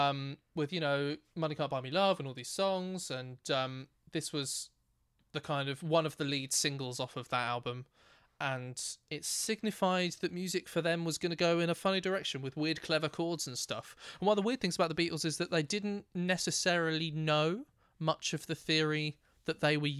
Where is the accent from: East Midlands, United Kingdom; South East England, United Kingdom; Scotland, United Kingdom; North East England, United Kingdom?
South East England, United Kingdom; Thame; Where I grew up in Tame, which is a wonderful part of the world